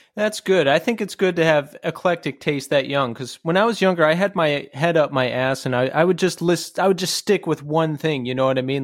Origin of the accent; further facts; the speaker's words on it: Bucks County, Pennsylvania, United States; from Bucks County